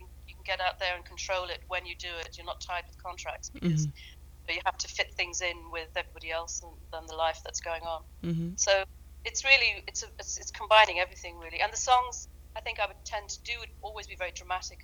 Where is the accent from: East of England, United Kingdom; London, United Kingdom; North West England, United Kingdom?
London, United Kingdom; moved away; also born or lived in Dublin; I grew up in London.